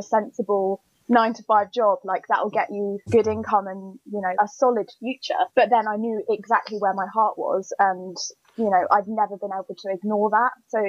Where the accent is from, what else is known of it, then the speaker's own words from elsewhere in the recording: Storrington, South East England, United Kingdom; also born or lived in London; So I live in a very sleepy village called Storrington, which is about half an hour from Chichester, or 40 minutes from Brighton. And okay. I've lived here my whole life, never moved out, apart from when I moved to London for drama school.